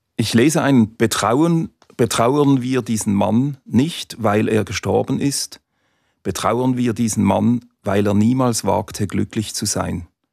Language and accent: German; Basel, Basel-Stadt, Switzerland; Als Basler